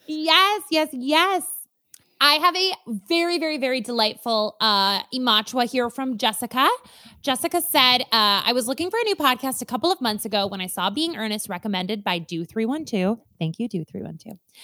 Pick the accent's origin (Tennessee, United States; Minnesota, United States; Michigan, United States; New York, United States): Minnesota, United States; I am so Minnesotan from the atoms of my being all the way outwards